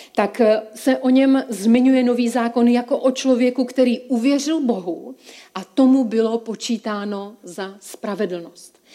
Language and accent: Czech; Czechia; já jsem se narodila v České republice